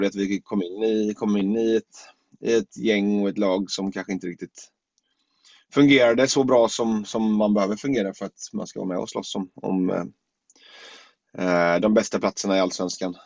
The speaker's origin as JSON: {"language": "Swedish", "town": "Gothenburg", "region": "Västra Götaland", "country": "Sweden", "said": "landa hemma i Göteborg igen"}